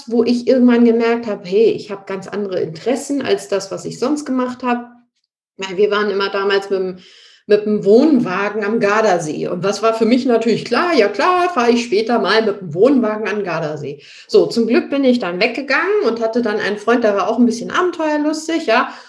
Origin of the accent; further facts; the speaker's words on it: Ratzeburg, Schleswig-Holstein, Germany; now in Munich, Germany; Ich komme ja eigentlich aus Norddeutschland, aus Ratzeburg. Das ist in der Nähe von Lübeck und bin dann nach München gezogen.